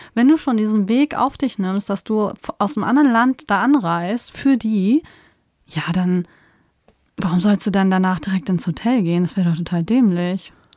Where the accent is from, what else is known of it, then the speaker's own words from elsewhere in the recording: Germany; wir sind aus Deutschland.